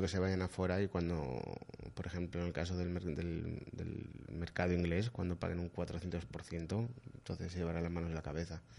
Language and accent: Spanish; Madrid, Community of Madrid, Spain; yo soy de Madrid